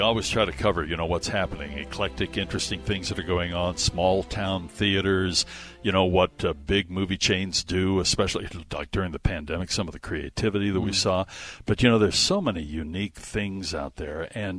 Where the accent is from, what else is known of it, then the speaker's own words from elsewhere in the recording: Utah, United States; my home state here.